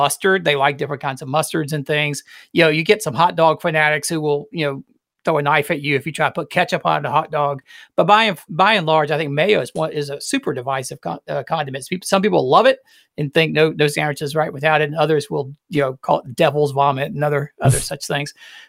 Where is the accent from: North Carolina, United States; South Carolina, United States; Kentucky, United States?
South Carolina, United States; Greenville; It was invented in Greenville, South Carolina, which is where I grew up, so my hometown.